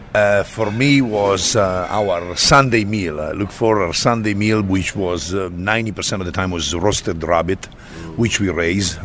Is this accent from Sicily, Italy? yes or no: no; Bergamo, Lombardy, Italy; moved away; I come from a town east of uh, uh, Milan and uh, south of, of Como, Lake Como, named Bergamo.